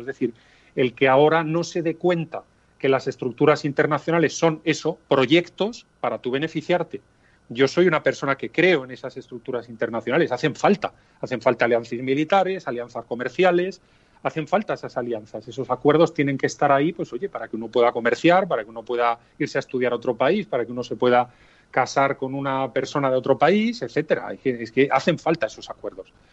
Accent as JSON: {"language": "Spanish", "country": "Spain", "said": "somos españoles"}